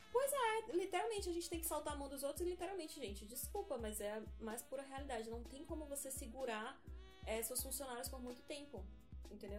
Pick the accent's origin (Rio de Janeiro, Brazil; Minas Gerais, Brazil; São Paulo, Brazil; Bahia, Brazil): Bahia, Brazil; Salvador; sou de Salvador